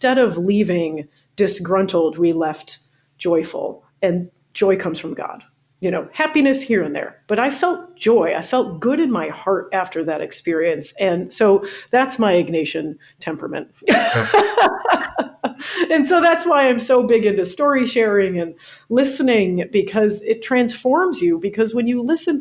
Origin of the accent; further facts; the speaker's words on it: New York, United States; also born or lived in Florida; now in New Orleans, United States; I'm originally from New York